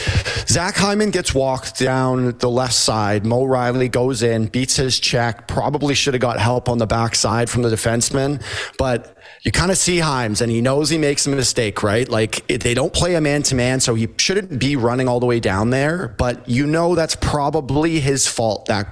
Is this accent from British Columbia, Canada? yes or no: no; Toronto, Ontario, Canada; I grew up here in Toronto